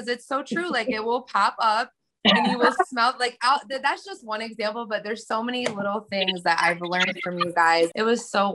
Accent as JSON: {"language": "English", "town": "Hillsdale", "region": "Michigan", "country": "United States", "said": "I'm from Michigan, Hillsdale, Michigan"}